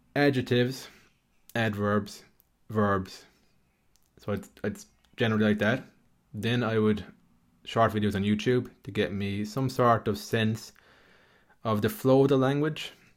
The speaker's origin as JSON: {"language": "English", "country": "Ireland", "tie": "born or raised there", "said": "I grew up in Ireland"}